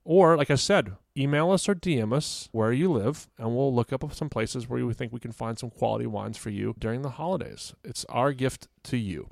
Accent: Fredericksburg, Virginia, United States; moved away; I'm using my hometown as an example for places that might not have some of the wines that we discussed

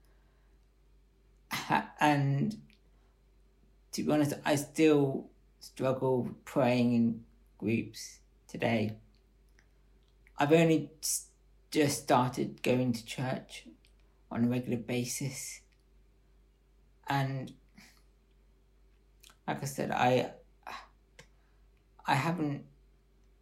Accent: Bath, South West England, United Kingdom; I was born here in Bath and was brought up in a Christian family

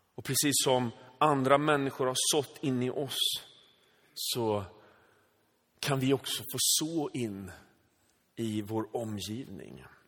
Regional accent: Sweden; född och uppvuxen i Sverige med liksom svenska föräldrar

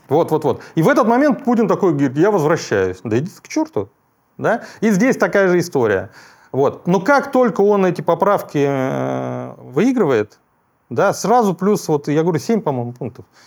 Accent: Bashkortostan, Russia; moved away; я же из Башкирии родом и долгие годы там работал

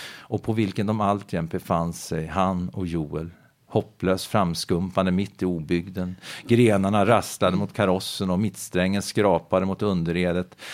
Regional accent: Finspång, Östergötland, Sweden; jag växte upp i Finspång, en bruksort i Östergötland.

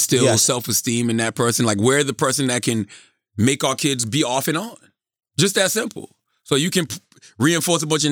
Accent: Moncks Corner, South Carolina, United States; moved away; also born or lived in Charleston, South Carolina; I'm from Monk's Corner.

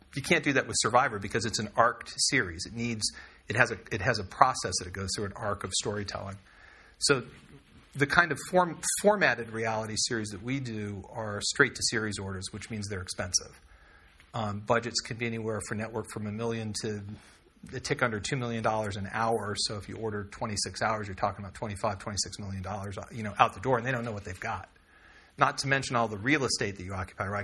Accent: California, United States; also born or lived in Texas; I'm from California

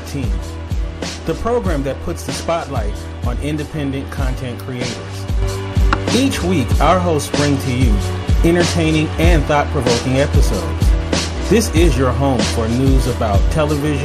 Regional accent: Los Angeles, California, United States; I'm from Los Angeles, so I'm used to the big city lifestyle

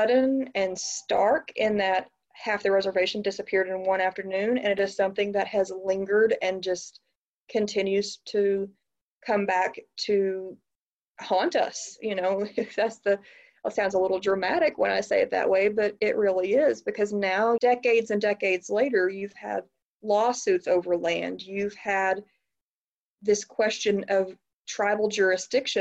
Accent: Oklahoma, United States; growing up in Oklahoma

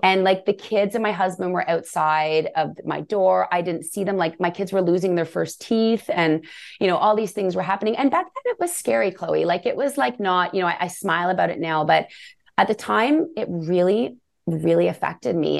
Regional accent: Canada; we're Canadian

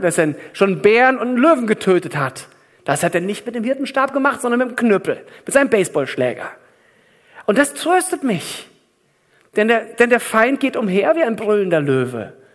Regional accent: Germany; bei uns in Deutschland

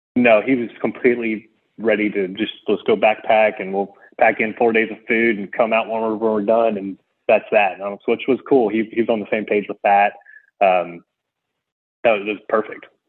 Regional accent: Houston, Texas, United States; I'm from Houston

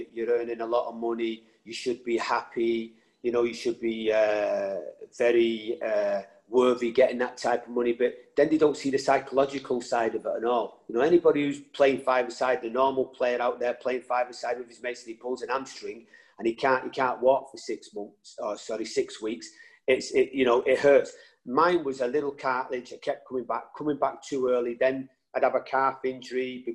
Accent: Salford, North West England, United Kingdom; also born or lived in Ireland; I was brought up, you know, in between England and Ireland. And growing up in Salford, it was a big red area.

